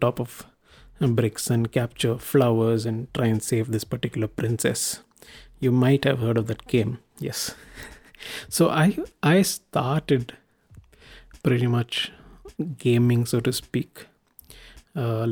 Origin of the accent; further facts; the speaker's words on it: India; I am an Indian